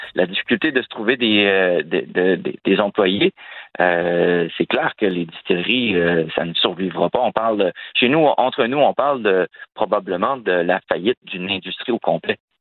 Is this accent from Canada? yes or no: yes; Quebec, Canada; chez nous, au Québec